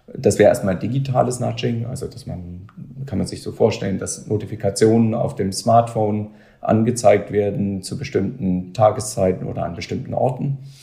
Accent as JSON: {"language": "German", "country": "Germany", "said": "wir als Deutsche, wir als Europäer"}